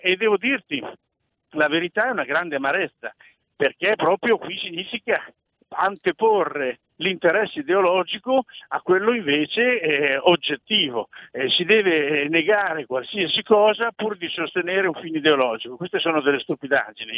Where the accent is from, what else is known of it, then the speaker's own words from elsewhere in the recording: Imola, Emilia-Romagna, Italy; also born or lived in Bologna / Ferrara; sono di Imola, quindi abito lì vicino